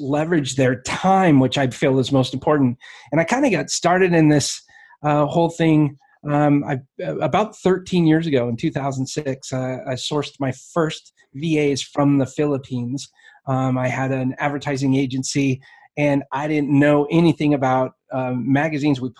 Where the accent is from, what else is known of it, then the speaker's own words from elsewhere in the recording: Alaska, United States; now in Springfield, Missouri, United States; I grew up in Alaska